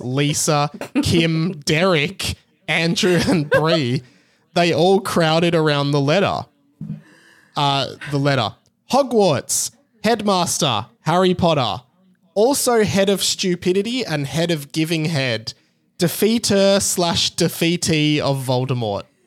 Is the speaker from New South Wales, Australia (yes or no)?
no; Melbourne, Victoria, Australia; I'm from Melbourne in Australia